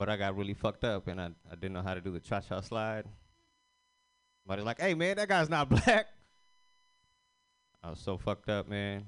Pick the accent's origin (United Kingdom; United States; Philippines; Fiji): Fiji; I'm Indian, but I'm from Fiji